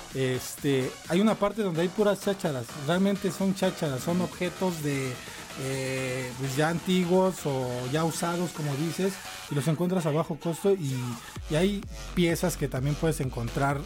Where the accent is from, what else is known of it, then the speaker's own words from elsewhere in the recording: Mexico City, Mexico; accent: chilango; uno como chilango, que nos dicen chilangos, tiene una forma de hablar